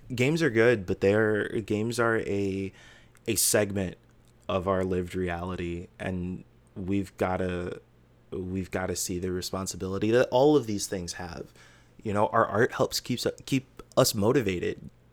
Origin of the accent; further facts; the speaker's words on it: United States; as an American